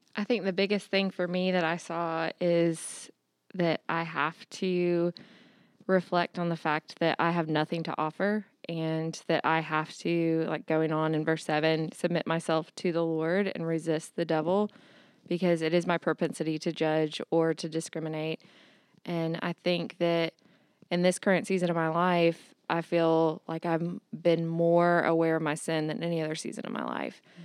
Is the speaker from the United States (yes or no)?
yes; Augusta, United States; am from Augusta